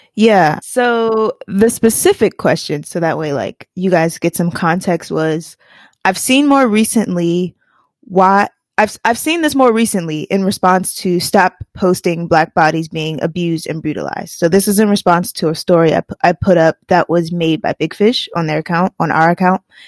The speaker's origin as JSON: {"language": "English", "town": "Washington", "region": "District of Columbia", "country": "United States", "tie": "born or raised there", "said": "In DC, my hometown, my hometown"}